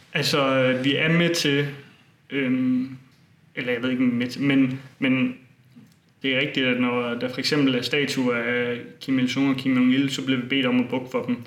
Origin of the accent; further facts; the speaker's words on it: Bogense, Southern Denmark, Denmark; i min hjemby Bogense